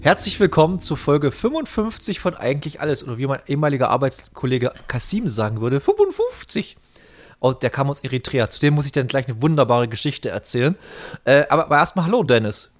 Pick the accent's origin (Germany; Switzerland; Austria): Germany; the East, eastern Germany; bei uns im Osten